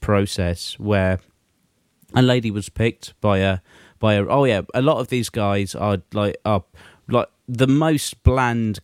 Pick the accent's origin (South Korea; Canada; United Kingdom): United Kingdom; England; we're English